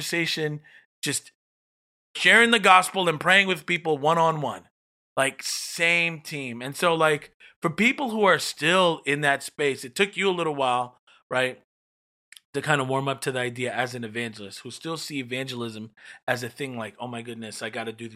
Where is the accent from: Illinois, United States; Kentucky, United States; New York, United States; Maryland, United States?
New York, United States; I'm from New York